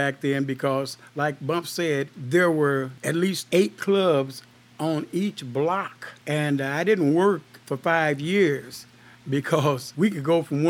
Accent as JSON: {"language": "English", "town": "Columbia", "country": "United States", "tie": "born or raised there", "moved": "yes", "said": "when I went to my hometown in Columbia"}